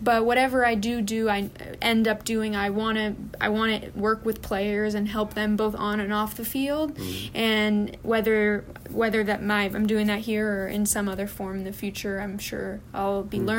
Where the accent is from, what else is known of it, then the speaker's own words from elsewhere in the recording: California, United States; also born or lived in Florida; Really unique, and I never had that growing up in California or in Florida.